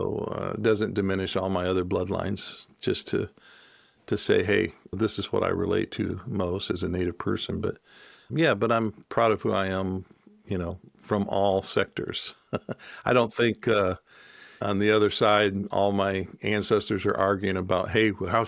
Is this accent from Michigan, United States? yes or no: yes; Michigan, United States; also born or lived in Cherokee country; joined a community of people up in Michigan where we grew up